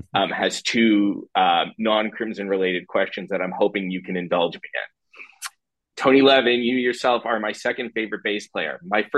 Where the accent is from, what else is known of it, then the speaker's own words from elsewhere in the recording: Canada; also born or lived in Toronto; so I'm in Toronto. I'm a Canadian.